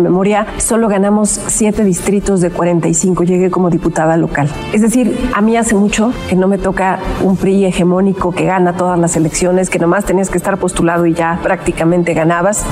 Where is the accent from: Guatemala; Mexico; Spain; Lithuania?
Mexico; Ecatepec, State of Mexico; Yo vengo de Catepec, el oriente del estado